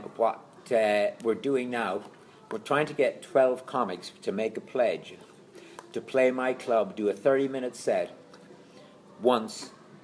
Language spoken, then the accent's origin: English; Galway, Connacht, Ireland; No, I'm from Galway.